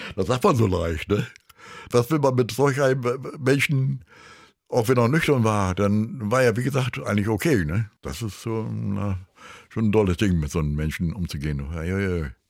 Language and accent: German; Germany; als Deutscher